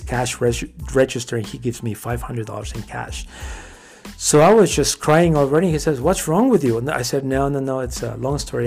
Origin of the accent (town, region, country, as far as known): Mexico; born or raised there; now in United States